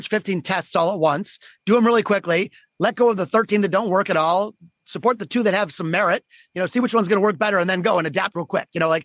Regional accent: Detroit, Michigan, United States; my hometown of Detroit, Michigan

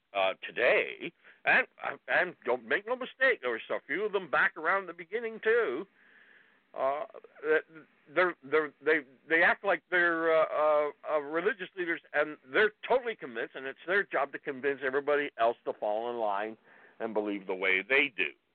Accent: Ontario, Canada; now in British Columbia, Canada; I grew up in Ontario, so I knew Ontario in Canada

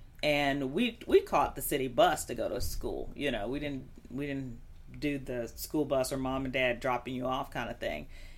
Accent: Chicago, Illinois, United States; I grew up in the Chicago area

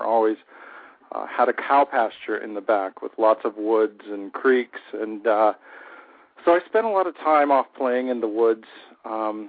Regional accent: Peach Grove, Ohio, United States; I grew up where the farms meet the suburbs outside of Cincinnati, Ohio. Little area called Peach Grove, Ohio

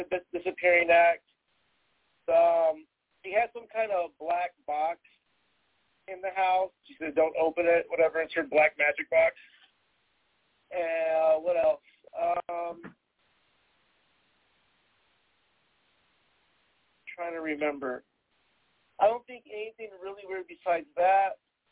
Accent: Texas, United States; I'm originally from Texas

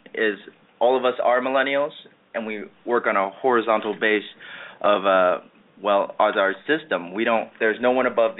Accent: St. Louis, Missouri, United States; now in Chicago, United States; I hail from St. Louis, Missouri, and I'm currently in Chicago, Illinois, and I go to Columbia College Chicago.

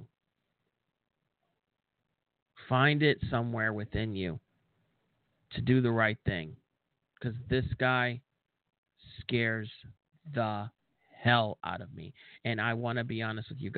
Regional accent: United States

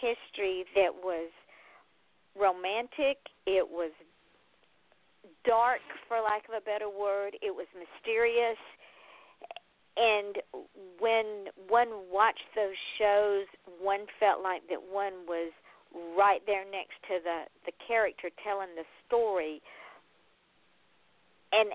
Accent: Georgia, United States; I'm from Georgia

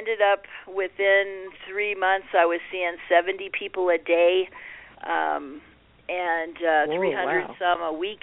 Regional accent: Puerto Rico; moved away; growing up in Puerto Rico

